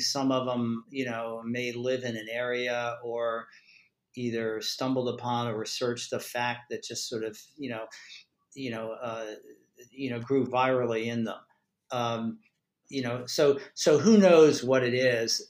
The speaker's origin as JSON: {"language": "English", "region": "Maryland", "country": "United States", "said": "I'm from Maryland"}